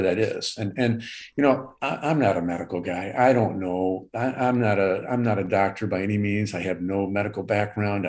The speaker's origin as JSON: {"language": "English", "town": "Southfield", "region": "Michigan", "country": "United States", "tie": "born or raised there", "also_born_or_lived": "Fenton, Michigan / Punta Gorda, Florida", "said": "I, uh, I live in Michigan. I, uh, grew up in Southfield, Michigan, uh, currently live in Fenton, Michigan"}